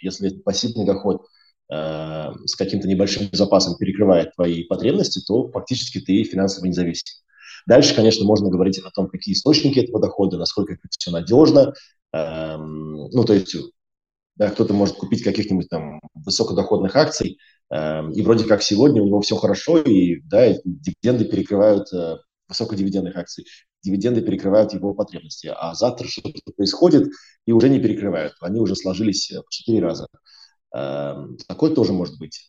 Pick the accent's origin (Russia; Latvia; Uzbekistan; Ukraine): Latvia; Riga; moved away as an adult; also born or lived in United Kingdom; я, я из Риги, я из Латвии, э, я учился в школе в Риге